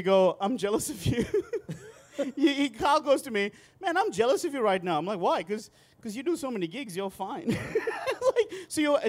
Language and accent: English; Sri Lanka; I'm from Sri Lanka, by the way.